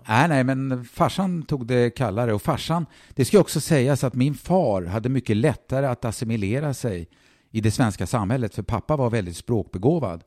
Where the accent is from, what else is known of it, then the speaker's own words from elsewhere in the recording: Stockholm, Stockholm County, Sweden; född och uppvuxen i Stockholm